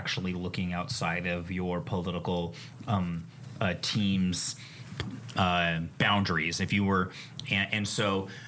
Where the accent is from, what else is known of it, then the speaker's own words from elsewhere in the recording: Portland, Oregon, United States; moved away as an adult; also born or lived in Mount Angel, Oregon (family roots); now in Clackamas County, United States; I grew up in North Portland. I lived there for over 30 years. My parents still live there, in my childhood home